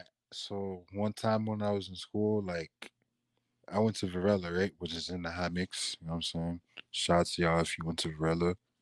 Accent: Dade County, Florida, United States; We're from Dade County and we're Jamaican

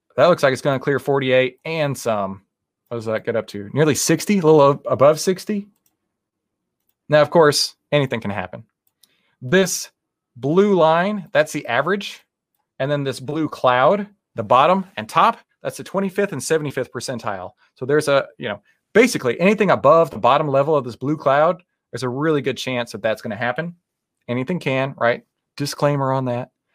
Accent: Texas, United States; I'm from Texas

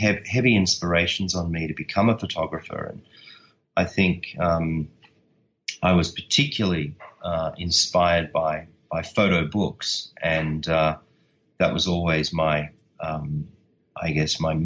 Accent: Australia; I'm Australian

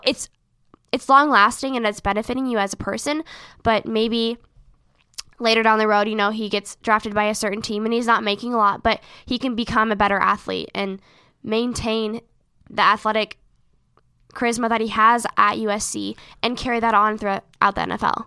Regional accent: Seattle, Washington, United States; we are from Seattle

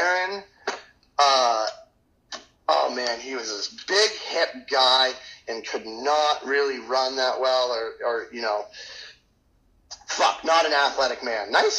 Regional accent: Maine, United States; And growing up in Maine, it was easy for me to be acquainted to the area and the woods and survive and everything in general.

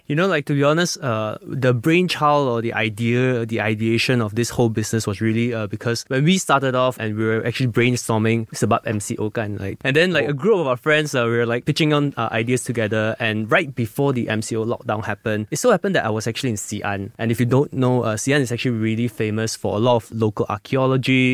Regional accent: Malaysia; as a Malaysian that I grew up here

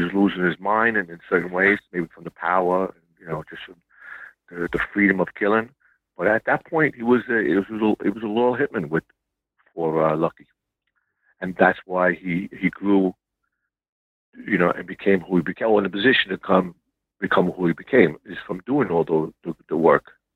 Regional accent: New York City, New York, United States; I was born in South Brooklyn, grew up in a uh, Gallo crime family

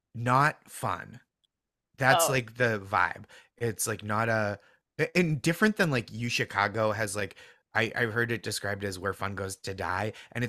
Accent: Massachusetts, United States; Yeah, I'm from, so I grew up just outside Boston in the suburbs

